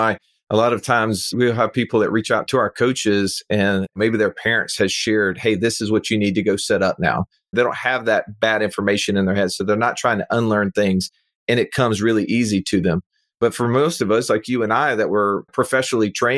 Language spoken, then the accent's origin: English; Birmingham, Alabama, United States; this individual lives in my hometown